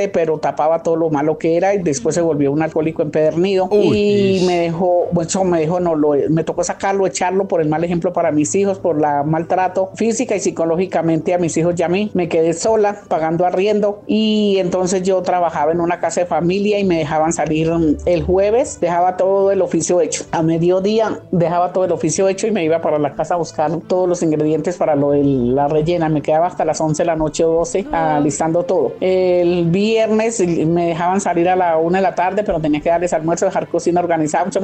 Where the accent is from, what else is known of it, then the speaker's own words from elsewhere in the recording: El Cocuy, Boyacá, Colombia; now in Bogotá, Colombia; Pues yo vine del Cocuy Boyacá, llegué a Bogotá, conseguí un esposo